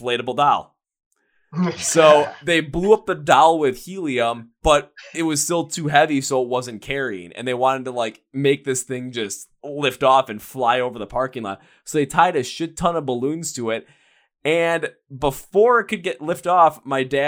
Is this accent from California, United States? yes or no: no; Milwaukee, Wisconsin, United States; we're from Milwaukee